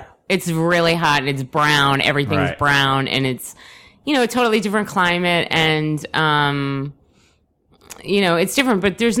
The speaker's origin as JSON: {"language": "English", "region": "New Jersey", "country": "United States", "tie": "born or raised there", "also_born_or_lived": "Albuquerque, New Mexico", "moved": "as an adult", "said": "I grew up in New Jersey. I actually moved to New Mexico."}